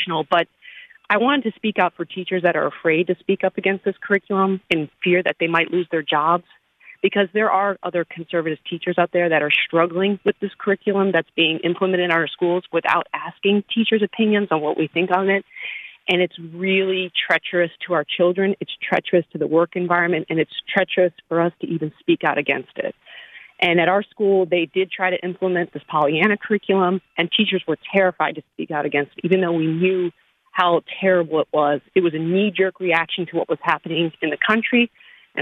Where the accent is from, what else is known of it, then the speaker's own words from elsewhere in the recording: outside of the Atlanta area, Georgia, United States; I am from outside of the Atlanta area